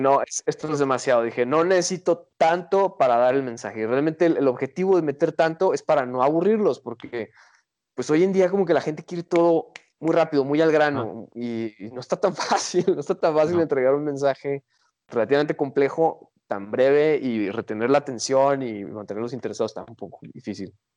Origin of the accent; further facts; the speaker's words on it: Guadalajara, Jalisco, Mexico; Y nosotros venimos de la perla de Occidente